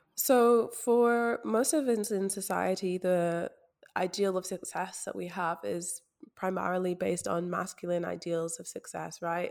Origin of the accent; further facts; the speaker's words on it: Scotland, United Kingdom; especially as a Black woman growing up in Scotland